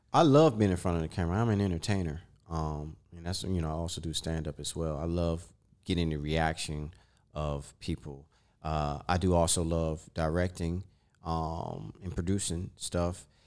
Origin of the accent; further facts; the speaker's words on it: Maryland, United States; I'm from Maryland, D M V